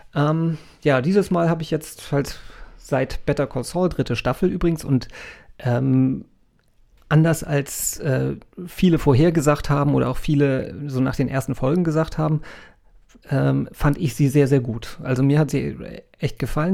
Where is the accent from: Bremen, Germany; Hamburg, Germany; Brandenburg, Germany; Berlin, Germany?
Hamburg, Germany; als Hamburger